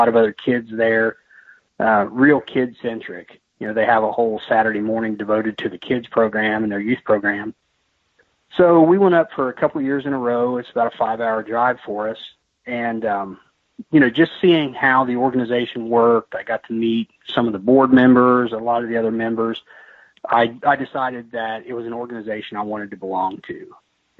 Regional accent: Southeast Indiana, United States; I'm from Southeast Indiana, and I'm kind of geographically about halfway between Cincinnati, Ohio, and Louisville, Kentucky, right along the Ohio River.

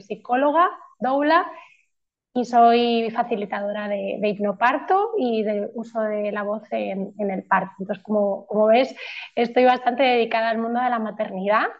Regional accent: Madrid, Community of Madrid, Spain; also born or lived in Poland; now in Tenerife, Spain; soy de Madrid, pero vivo en, Tenerife

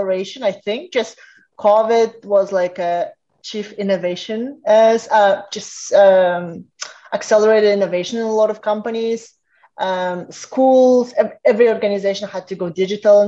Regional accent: Kazakhstan; moved away as an adult; also born or lived in Canada; now in Baltimore, United States; originally I am from Kazakhstan. I moved to Canada when I was like 18 as an international student

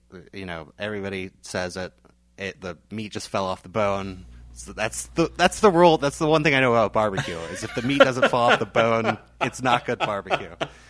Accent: Greenville, South Carolina, United States; moved away; By the way, I'm from Greenville, South Carolina. It's not a coastal city.

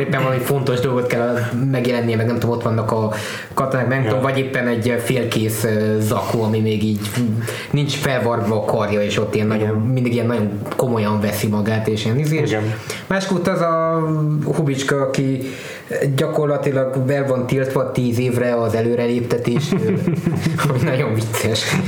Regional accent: Transylvania, Romania; ahogy így felnőttem Erdélybe

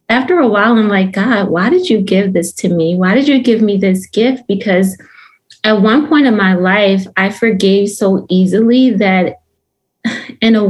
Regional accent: Philadelphia, Pennsylvania, United States; moved away as an adult; now in North Carolina, United States; I'm originally from Philadelphia, Pennsylvania

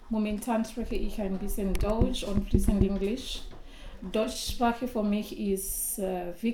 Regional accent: Zimbabwe; first language Shona; German is a second language; moved away as an adult; now in Switzerland; Meine Muttersprache ist Shona, weil ich komme aus Zimbabwe.

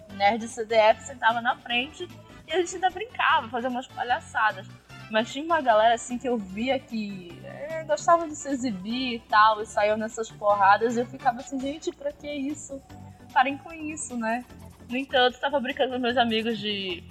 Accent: North Region, Brazil

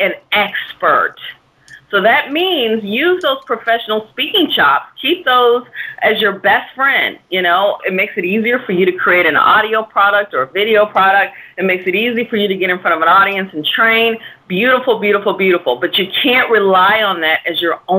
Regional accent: Dallas, Texas, United States; moved away as an adult; now in New York City, United States; I'm a Texas girl. I'm from Dallas, Texas, and moved here

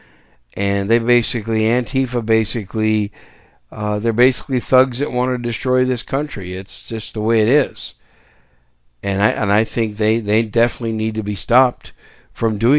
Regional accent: Wisconsin, United States; also born or lived in New York City; now in San Antonio, United States; I was born in New York City. And I was raised most of my young life in Wisconsin. That's why I call Wisconsin my home state

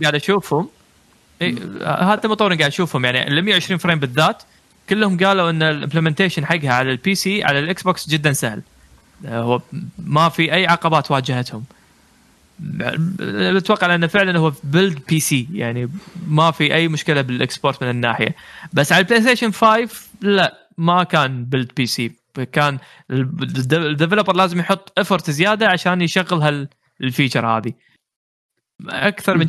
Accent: Kuwait; عندنا بالكويت

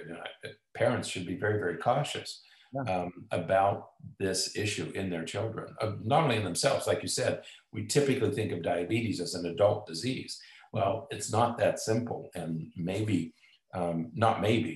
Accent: United States; I grew up in Amish country

